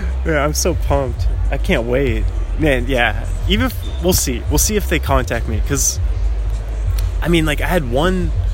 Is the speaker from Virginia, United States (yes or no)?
no; Seattle, Washington, United States; moved away as an adult; now in Southern California, United States; I'm from Seattle, and uh, and I was like, yeah, yeah